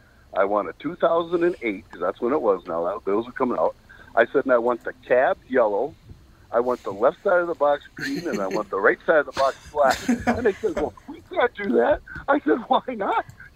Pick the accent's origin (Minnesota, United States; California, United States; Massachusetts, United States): Minnesota, United States; Dayton; We're from the Dayton area.